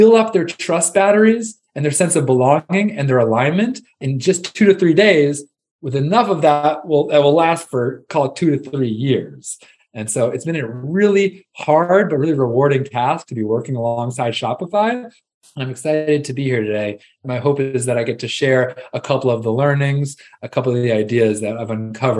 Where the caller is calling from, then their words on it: Austin, Texas, United States; I'm calling in from Austin, Texas, where I live with my family, two kids, and wife.